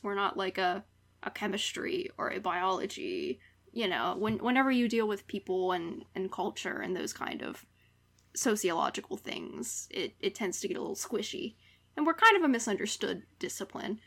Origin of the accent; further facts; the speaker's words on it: West Virginia, United States; moved away; back in the homeland. Dub V